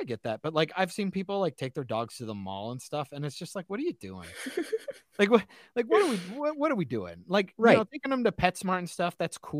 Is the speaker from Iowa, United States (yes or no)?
yes; Iowa, United States; But I'm from Iowa, so it's fine. We're used to it.